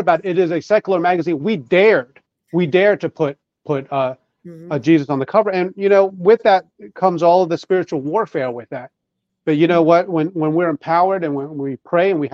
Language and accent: English; Long Island, New York, United States; I grew up in New York